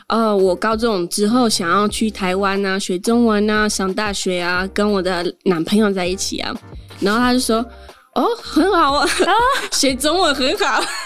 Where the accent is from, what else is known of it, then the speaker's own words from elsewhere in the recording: Geneva, Switzerland; first language French; Chinese is a second language; moved away as an adult; also born or lived in Portugal (family); now in Taiwan; 我一直就是在瑞士出生，在，呃，瑞士长大了，所以我的母语就算是法文